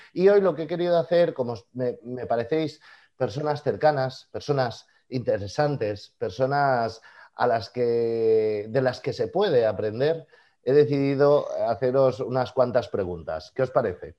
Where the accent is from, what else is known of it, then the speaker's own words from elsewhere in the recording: Catalonia, Spain; nosotros somos catalanes